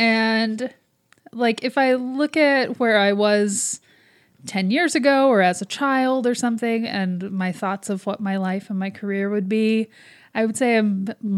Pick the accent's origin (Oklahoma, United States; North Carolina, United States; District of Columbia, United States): Oklahoma, United States; now in New York City, United States; I am from Oklahoma.